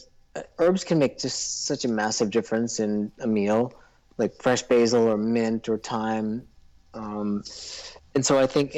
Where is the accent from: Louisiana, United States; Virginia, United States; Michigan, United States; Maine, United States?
Maine, United States; now in Los Angeles, United States; I grew up in Maine, and I've never saw a raised bed until I moved to California.